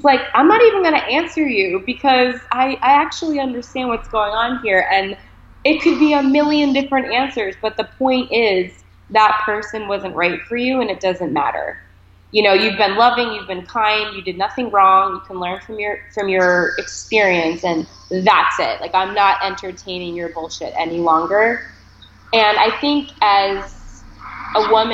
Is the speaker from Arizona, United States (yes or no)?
no; Boston, Massachusetts, United States; also born or lived in Maine / Connecticut; now in New York, United States; I was born in Maine and raised in Boston for a good amount of time